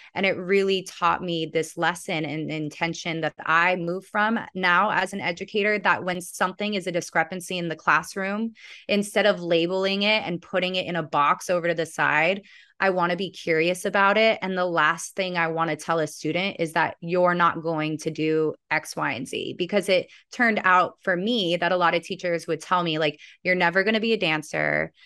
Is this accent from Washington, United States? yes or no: no; Santa Monica, California, United States; also born or lived in Venice, Los Angeles; I was born in Santa Monica